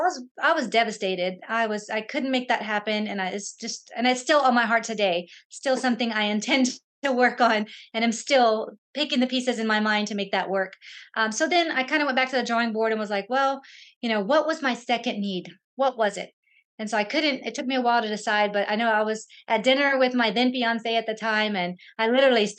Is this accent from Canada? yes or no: no; San Antonio, Texas, United States; I'm from San Antonio